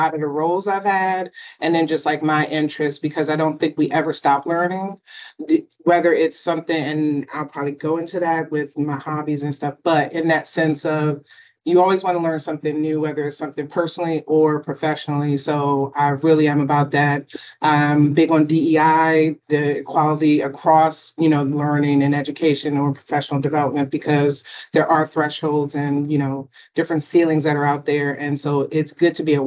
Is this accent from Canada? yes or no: no; Baltimore, Maryland, United States; also born or lived in upstate New York / Washington, D.C. area; I'm born and raised in Baltimore, lived in the DC, Maryland and VA area